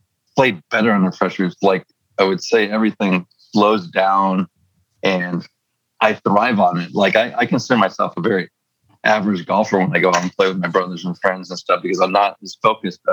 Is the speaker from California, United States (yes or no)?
yes; San Diego, California, United States; moved away; also born or lived in Las Vegas; my adopted hometown of Las Vegas and my hometown of San Diego